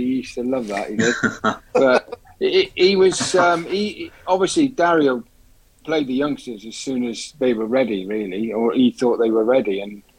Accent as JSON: {"language": "English", "town": "Cardiff", "region": "Wales", "country": "United Kingdom", "also_born_or_lived": "Droitwich", "moved": "yes", "said": "I'm a Cardiff boy"}